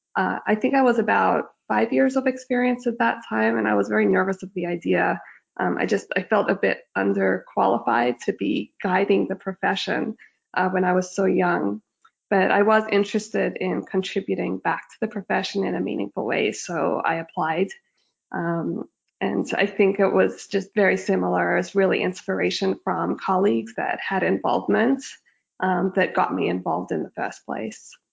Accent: Australia; moved away as an adult; also born or lived in Sydney, Australia; now in Toronto, Canada; I grew up in Australia

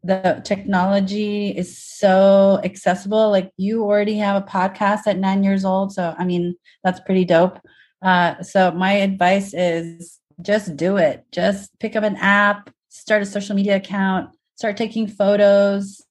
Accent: Indonesia; now in United States; I'm from Indonesia

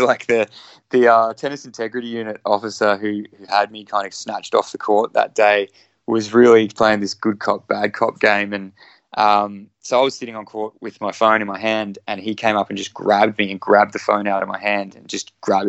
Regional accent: Brisbane, Queensland, Australia; it's my hometown. I was born in Brisbane

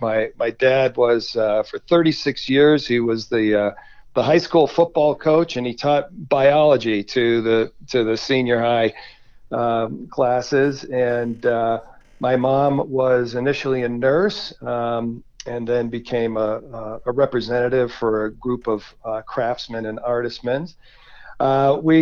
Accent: western Massachusetts, United States; moved away as an adult; also born or lived in Denver, Colorado; now in Colorado, United States; I grew up in western Massachusetts, the rolling hills of rural New England

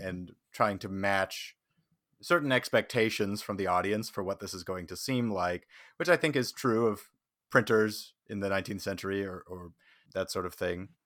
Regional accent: Saskatchewan, Canada; now in Toronto, Canada; I'm originally from Saskatchewan

